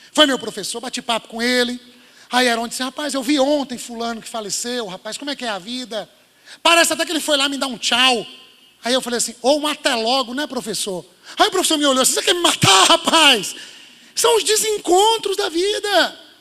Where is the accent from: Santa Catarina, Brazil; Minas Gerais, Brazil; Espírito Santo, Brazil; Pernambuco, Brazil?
Minas Gerais, Brazil; moved away; Eu sou mineiro